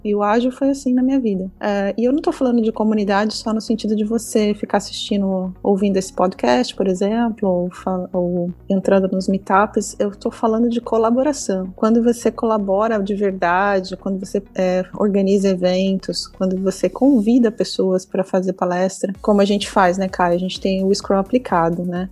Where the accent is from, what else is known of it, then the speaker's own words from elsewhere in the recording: Brazil; moved away as an adult; quando eu saí do Brasil